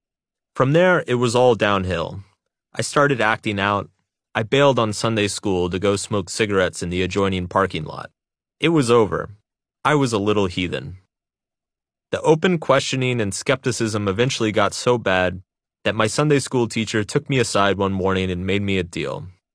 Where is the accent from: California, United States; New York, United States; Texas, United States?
Texas, United States; Growing up in Texas, Jesus and football were the only gods that mattered.